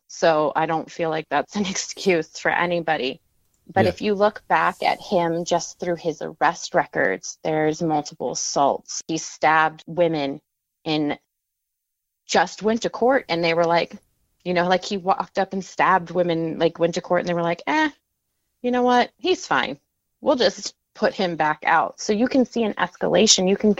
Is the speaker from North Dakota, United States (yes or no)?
yes; North Dakota, United States; also born or lived in Maryland; So I grew up in North Dakota. My time was pretty much split between North Dakota and Maryland, not like my summers or my winters.